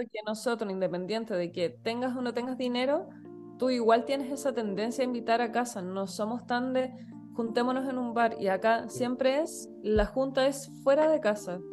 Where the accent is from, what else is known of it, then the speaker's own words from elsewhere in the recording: Chile; now in Spain; nosotros que somos de Chile